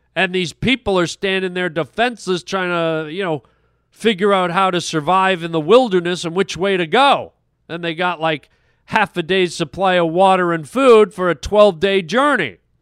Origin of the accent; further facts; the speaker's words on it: Canada; I'm a Canadian